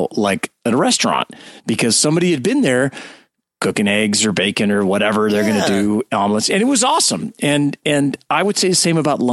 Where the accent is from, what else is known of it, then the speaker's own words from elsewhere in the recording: California, United States; I'm from California